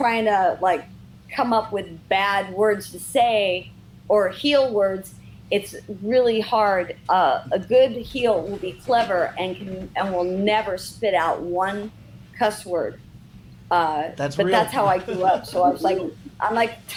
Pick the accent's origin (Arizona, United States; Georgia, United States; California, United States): California, United States; Redondo Beach; I grew up in Redondo Beach